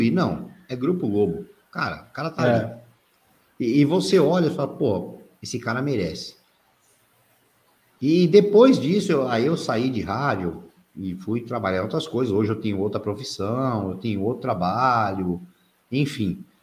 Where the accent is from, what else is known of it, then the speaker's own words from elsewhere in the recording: Santos, São Paulo, Brazil; born there; also born or lived in Itanhaém; eu, eu, eu, sou nascido em, São, nascido em Santos, morei muitos anos em São Paulo e morei uma época em Itanhaém.